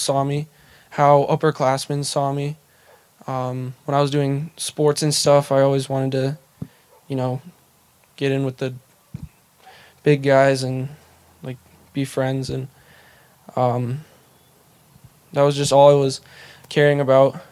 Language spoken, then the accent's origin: English; Bozeman, Montana, United States; also born or lived in Seattle, Washington / Belgrade, Montana; I was born in Seattle, only stayed for a year-ish. We moved to Belgrade, which I don't really remember that much. So then we moved to Bozeman in, I think, 2004 or 5